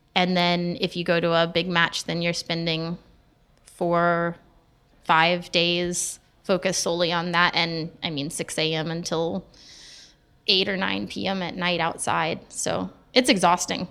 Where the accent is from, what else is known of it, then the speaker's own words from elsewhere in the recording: Dallas, Texas, United States; moved away; also born or lived in Italy; I grew up in Dallas